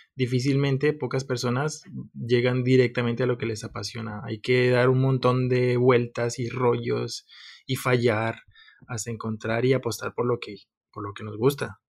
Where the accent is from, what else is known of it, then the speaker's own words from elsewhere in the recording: Colombia; moved away as an adult; now in Valencia, Spain; Yo soy de Colombia.